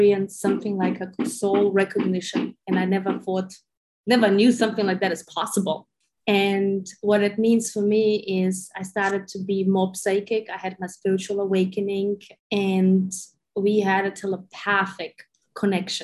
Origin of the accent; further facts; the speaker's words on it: Germany; moved away as an adult; also born or lived in Ukraine / Sydney, Australia; I was born in Ukraine. I grew up in Germany, spent like 30 years almost in Germany.